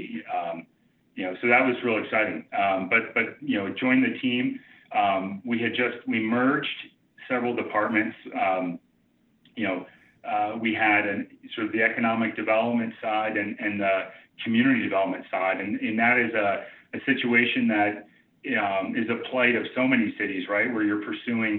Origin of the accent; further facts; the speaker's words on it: outside of Detroit, Michigan, United States; moved away; also born or lived in Chicago / South Bend, Indiana; my growing up outside of Detroit